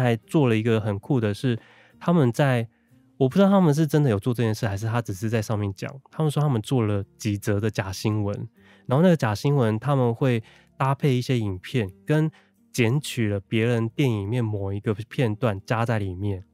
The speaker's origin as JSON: {"language": "Chinese", "region": "northern Taiwan", "country": "Taiwan", "tie": "born or raised there", "said": "因为其实我从小到大都在 就是在北部，我的爷爷也是外省人，所以我嗯。，其实他们在用都是这种北京腔在讲话，但我爸爸妈妈他们彼此会用台语，可是对我讲话是用国语"}